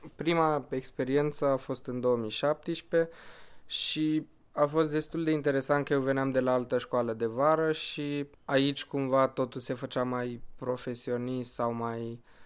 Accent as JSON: {"language": "Romanian", "region": "Bucharest", "country": "Romania", "said": "sunt din București, am 23 de ani și vin de 4 ani"}